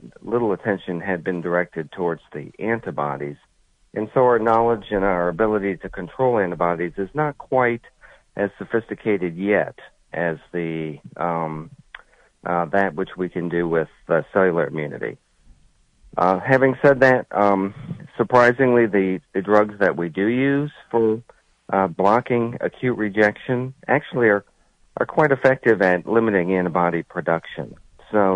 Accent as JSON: {"language": "English", "region": "Connecticut", "country": "United States", "also_born_or_lived": "Columbus, Ohio", "moved": "as an adult", "lives_now": "New Jersey, United States", "said": "I'm originally from Connecticut"}